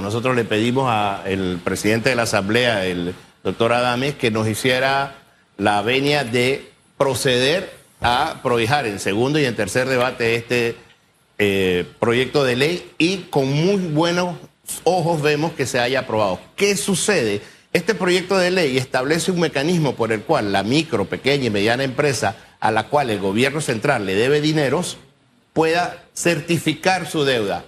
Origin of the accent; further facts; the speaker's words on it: Panama; nosotros debemos todos como panameños